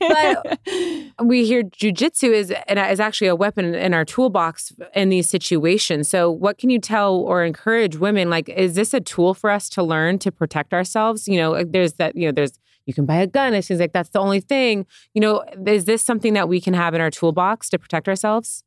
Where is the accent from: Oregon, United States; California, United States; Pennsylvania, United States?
California, United States; San Diego; now in Los Angeles, United States; I come from San Diego and I'm in L